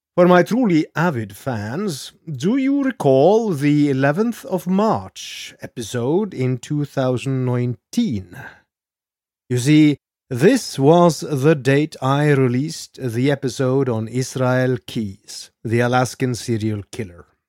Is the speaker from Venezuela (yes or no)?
no; Norway; I am your Norwegian host